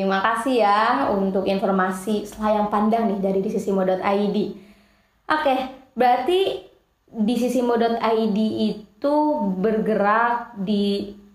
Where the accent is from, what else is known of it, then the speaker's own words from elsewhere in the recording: Tasikmalaya, West Java, Indonesia; Aku dari Tasikmalaya.